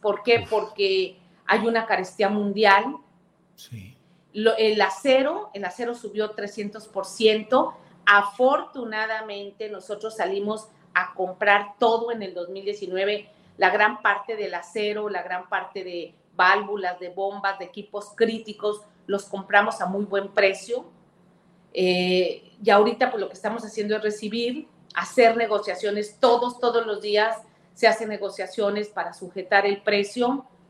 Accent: Veracruz, Mexico; Es mi tierra, bueno, soy senadora de mi estado

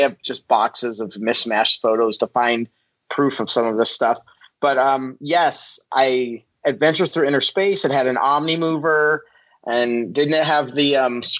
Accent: Michigan, United States; And then I'm thinking we came from Michigan. So this seems like a California-ish thing to do.

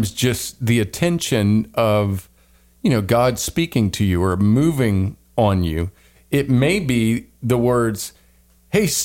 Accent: the South, United States; But um, yeah, I am from the South. I don't know what happened to my Southern accent.

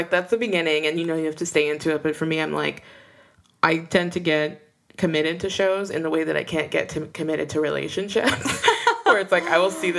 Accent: United States; how I'm used to being American

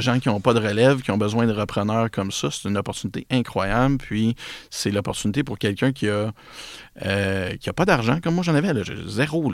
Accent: Repentigny, Quebec, Canada; now in L'Épiphanie, Canada; je suis un gars de Repentigny

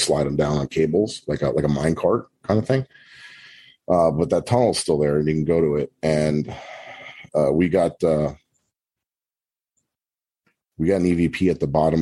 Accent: Florida, United States; we're from Florida

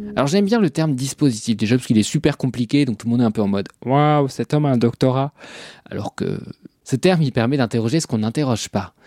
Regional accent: Normandy, France; je suis normand

